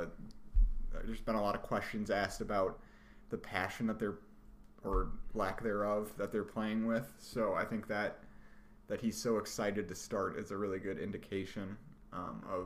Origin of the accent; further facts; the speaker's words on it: United States; I am an American